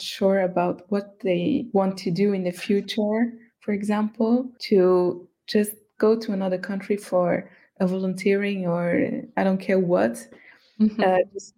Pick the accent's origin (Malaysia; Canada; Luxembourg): Luxembourg; I am from Luxembourg, but I also consider as Cape Verdean. So I'm not just Luxembourgish myself.